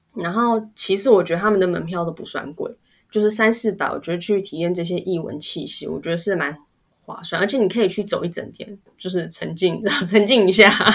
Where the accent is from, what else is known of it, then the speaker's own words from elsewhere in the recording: Taipei, Taiwan; 我从小在，就在公馆那附近长大啊